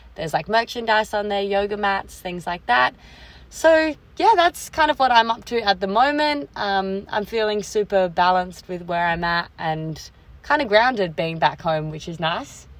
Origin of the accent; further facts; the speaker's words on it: Australia; I'm an Aussie girl